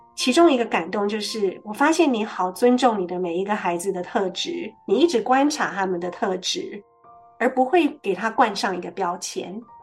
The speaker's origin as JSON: {"language": "Chinese", "country": "Taiwan", "tie": "born or raised there", "said": "我们这种在台湾长大的孩子"}